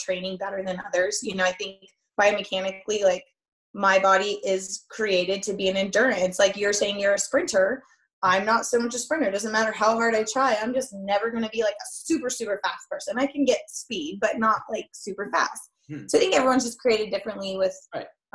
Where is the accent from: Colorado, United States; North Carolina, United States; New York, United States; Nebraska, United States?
Colorado, United States; Boulder; I'm from Boulder.